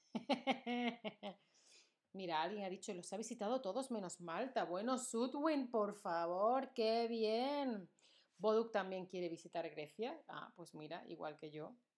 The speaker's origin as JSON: {"language": "Spanish", "country": "Spain", "said": "España, de donde yo soy"}